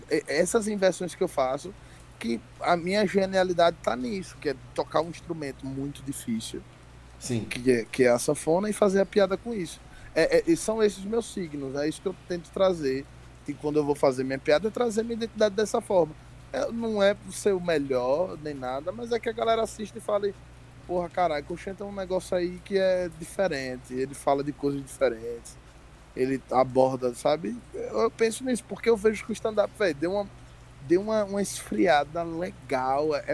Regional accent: Northeast Region, Brazil; Eu não me visto como um nordestino de chapéu, aqueles comediantes. Eu me visto normal. Mas meu sotaque carrega toda a minha história, né?

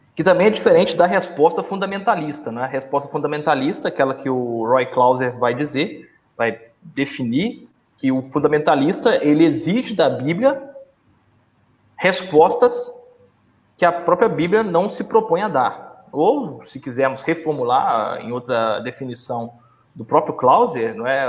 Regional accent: Minas Gerais, Brazil; na minha terra, Minas Gerais

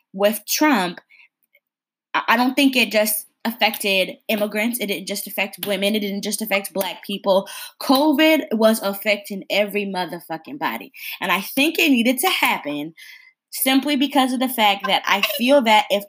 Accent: Connecticut, United States; moved away; I'm from Connecticut originally. And there were buses coming from my hometown

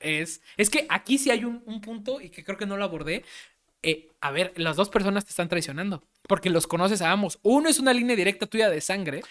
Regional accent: Mexico; somos mexicanos

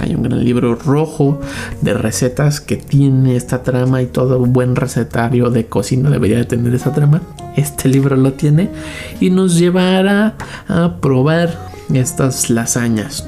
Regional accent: Mexico; mexicanos como nosotros

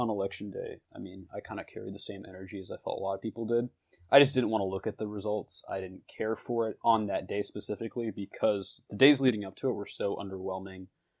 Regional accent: Seattle, Washington, United States; I'm a freshman at American University in DC, and I currently reside in the Seattle area, or my hometown.

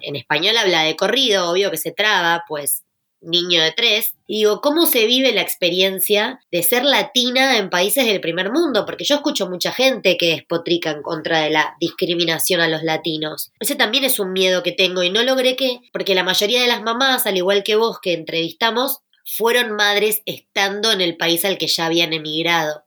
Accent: Argentina

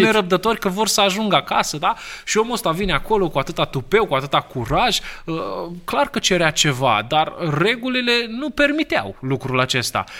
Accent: Romania; noi, da, ca români

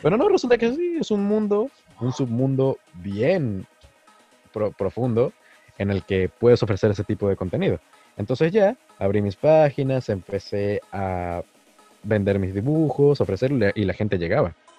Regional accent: Venezuela; la mayoría somos venezolanos

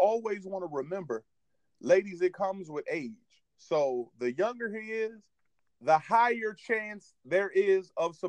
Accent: Williamsburg, Virginia, United States; My hometown, Williamsburg, Virginia

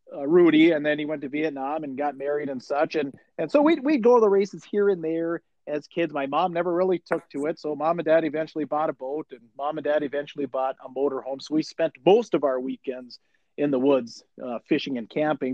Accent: Chisholm, Minnesota, United States; I grew up in Chisholm, Minnesota, and I grew up right along Highway 169

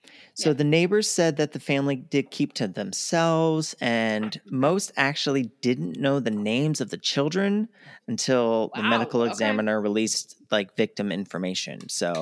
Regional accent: Baltimore, Maryland, United States; I know we come from Baltimore where there's 300 annually.

